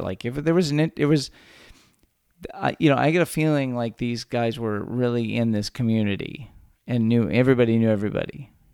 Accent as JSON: {"language": "English", "region": "Texas", "country": "United States", "tie": "born or raised there"}